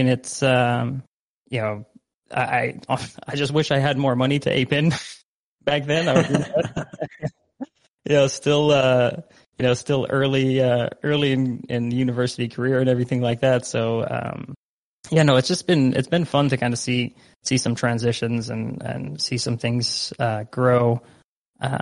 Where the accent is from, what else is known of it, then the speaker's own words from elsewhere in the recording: Netherlands; moved away; I myself, like, born and raised in the Netherlands. So I'm like half Dutch, half Egyptian